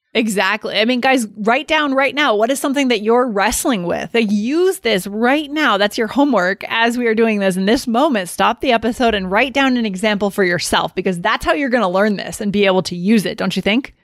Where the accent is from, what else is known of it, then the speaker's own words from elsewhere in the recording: East Coast, United States; I'm from the East Coast